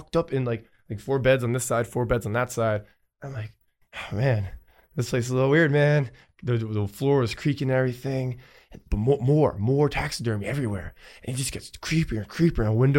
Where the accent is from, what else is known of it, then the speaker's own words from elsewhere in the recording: New Jersey, United States; I'm from New Jersey, man.